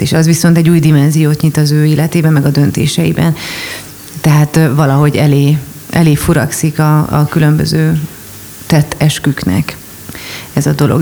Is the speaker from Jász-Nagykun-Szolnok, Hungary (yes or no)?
no; Budapest, Hungary; also born or lived in Miskolc; budapesti vagyok